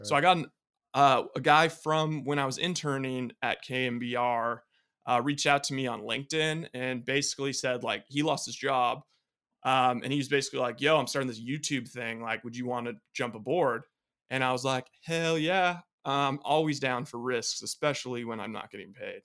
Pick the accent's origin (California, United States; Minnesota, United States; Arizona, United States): California, United States; Bay Area; growing up in the Bay Area